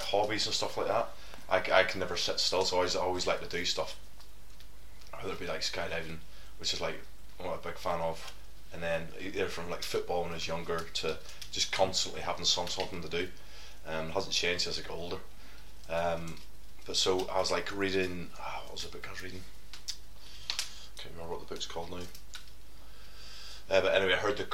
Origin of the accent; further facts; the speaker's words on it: Coleraine, Northern Ireland, United Kingdom; moved away as an adult; I'm from Coleraine, Northern Ireland. I know Gary. Gary's my cousin. We grew up together